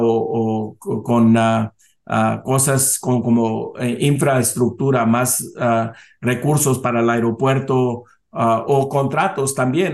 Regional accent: Weslaco, Texas, United States; yo me nací, crié en Texas, en Sur Texas, 90% de la población es latina

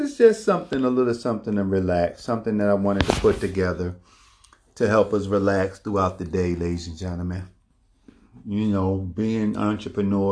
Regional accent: Philadelphia, Pennsylvania, United States; moved away; up there in Philadelphia, my hometown

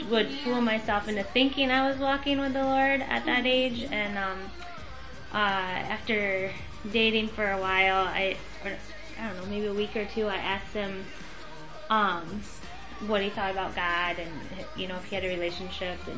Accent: Grand Rapids, Michigan, United States; I'm from Grand Rapids area, and you're from Indian River. And uh, we got married and lived in mid Michigan for three years

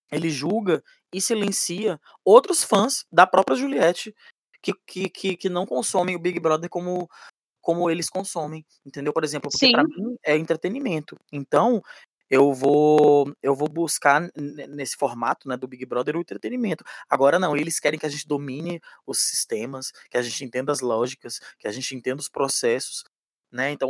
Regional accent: São Luís, Maranhão, Brazil; Eu sou de família paraibana e maranhense, eu fui criado no, no, no, em São Luís do Maranhão.

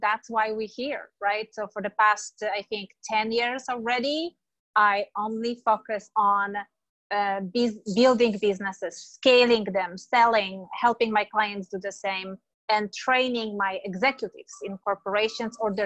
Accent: Poland; moved away as an adult; now in San Diego, United States; Originally, I am born and raised in Europe, in Poland, beautiful country with four seasons.

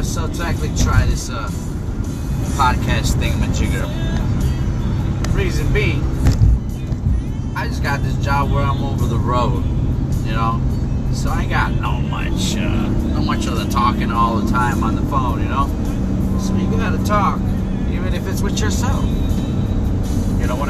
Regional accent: Chicago, Illinois, United States; moved away; I'm from Chicago

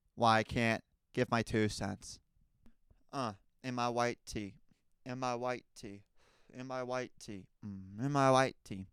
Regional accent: United States; as a American citizen

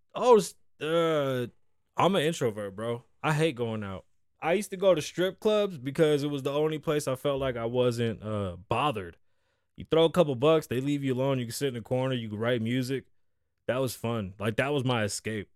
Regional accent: New York City, New York, United States; moved away as an adult; now in Las Vegas, United States; I'm from the Bronx. I'm a Puerto Rican kid

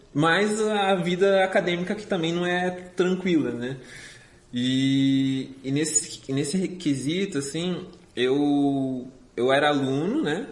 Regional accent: Joinville, Santa Catarina, Brazil; moved away as an adult; also born or lived in Curitiba; eu sou natural de Santa Catarina, sou joinvilense

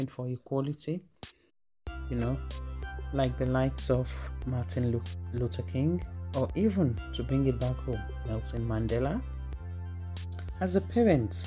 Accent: Nigeria; moved away as an adult; also born or lived in United Kingdom; Growing up in Nigeria as a young child, racism wasn't something that was discussed at all

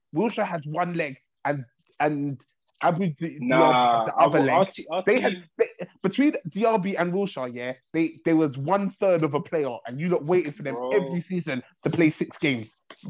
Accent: Ireland; I'm Irish in it until further notice.

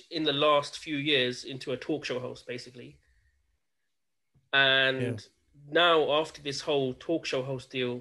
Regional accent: India; as an Indian

